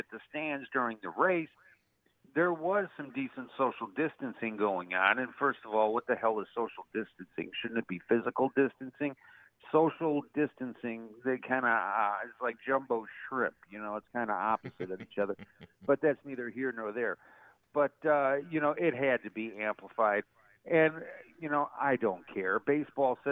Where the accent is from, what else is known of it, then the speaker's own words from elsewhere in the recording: Chicago, Illinois, United States; growing up in Chicago, you know, yes, I'm a Cubs fan